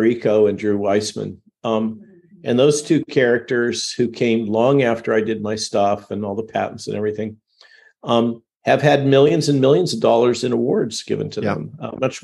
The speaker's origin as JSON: {"language": "English", "town": "Goleta", "region": "California", "country": "United States", "tie": "born or raised there", "also_born_or_lived": "Palo Alto, California / Van Nuys, California", "said": "since junior high, grew up in Goleta, which is just north of Santa Barbara, Central Coast"}